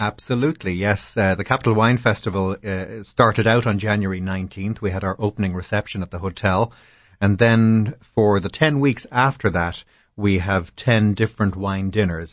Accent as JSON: {"language": "English", "country": "Ireland", "also_born_or_lived": "Boston / Europe", "moved": "as an adult", "lives_now": "Washington, D.C., United States", "said": "I'm from Ireland"}